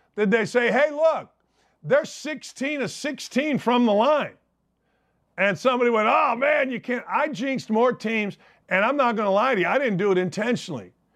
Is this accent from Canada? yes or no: no; Merrillville, Indiana, United States; I grew up outside Chicago, Maryville, Indiana